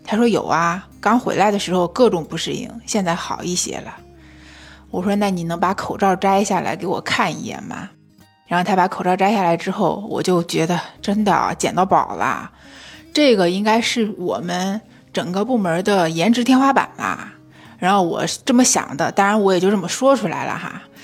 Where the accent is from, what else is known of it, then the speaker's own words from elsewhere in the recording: China; 我们大陆人民